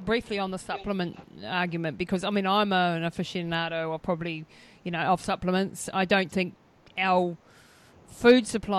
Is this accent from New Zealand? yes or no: yes; New Zealand; but as a New Zealander, what would you say is generally lacking in our diet?